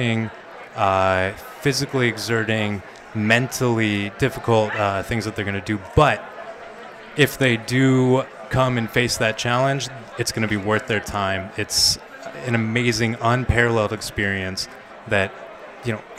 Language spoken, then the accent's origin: English; Kansas, United States; moved away as an adult; now in Israel; I'm originally from Kansas and made Aliyah 5 years ago